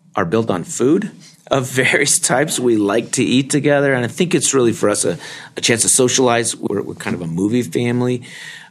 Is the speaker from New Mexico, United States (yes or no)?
yes; New Mexico, United States; moved away as an adult; also born or lived in Texas / Utah; now in Provo, United States; I was raised in New Mexico, and my high school had only a handful of members of the church